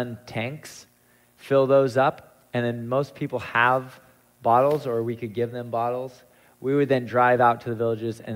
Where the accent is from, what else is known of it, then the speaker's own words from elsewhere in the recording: United States; being American